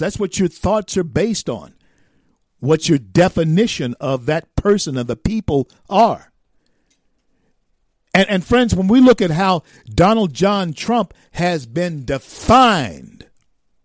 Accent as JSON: {"language": "English", "region": "the South", "country": "United States", "tie": "born or raised there", "said": "I grew up in the South in the 60s. I grew up in the South"}